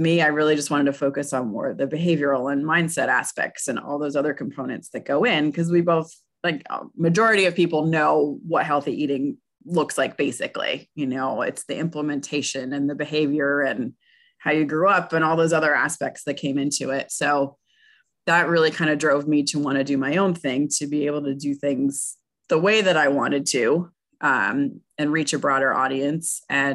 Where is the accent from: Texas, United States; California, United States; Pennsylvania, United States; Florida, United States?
Pennsylvania, United States; moved away; I'm from Pennsylvania originally